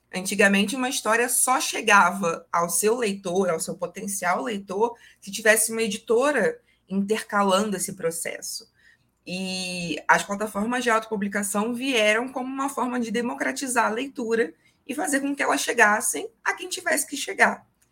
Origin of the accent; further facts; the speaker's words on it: Niterói, Rio de Janeiro, Brazil; Eu falo de Niterói, Rio de Janeiro, minha cidade natal